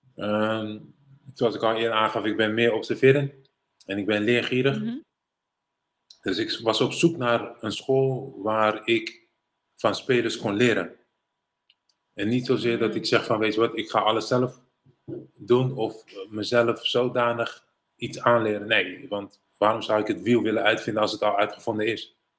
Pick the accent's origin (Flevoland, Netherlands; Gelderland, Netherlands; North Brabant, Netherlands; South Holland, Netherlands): South Holland, Netherlands; Rotterdam; also born or lived in Suriname / United States; ik ben geboren en getogen in Rotterdam-West.